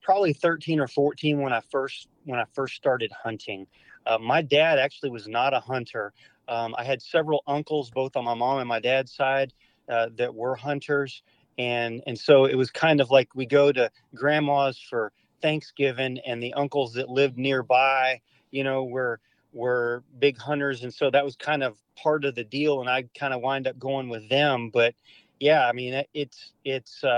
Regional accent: Arkansas, United States; living in Arkansas, growing up in Arkansas

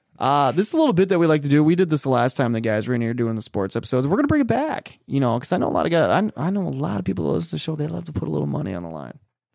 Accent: Forest Lake, Minnesota, United States; I grew up in Forest Lake.

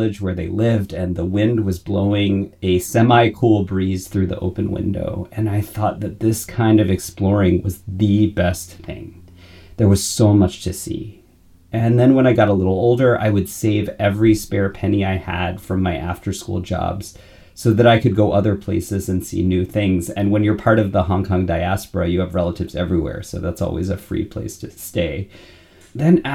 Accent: United States; moved away as an adult; also born or lived in California / Florida / London, United Kingdom / New York City, United States; now in Grand Rapids, United States; I grew up in California and Florida.

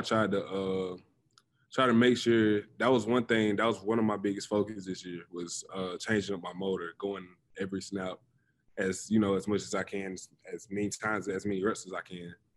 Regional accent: the South, United States; moved away; me growing up in the South

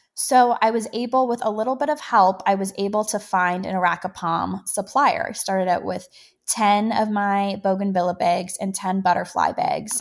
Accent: Canada; being a Canadian

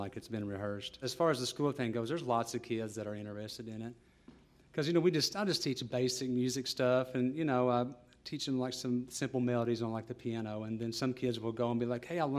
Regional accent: Owsley County, Kentucky, United States; I'm from Owsley County, Kentucky, which is Eastern Kentucky. I grew up with a very supportive family of music.

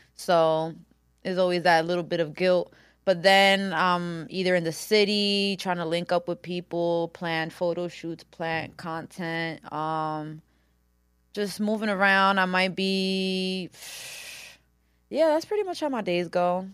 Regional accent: Yonkers, New York, United States; also born or lived in Washington Heights, New York City; I moved to Yonkers when I was four

